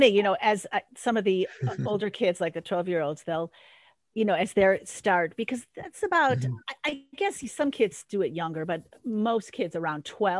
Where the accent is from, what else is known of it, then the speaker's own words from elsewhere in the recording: Park Ridge, Illinois, United States; moved away as an adult; also born or lived in Kalamazoo, Michigan; now in Los Angeles, United States; I was very honored to play someone from my hometown, Parkridge, Illinois.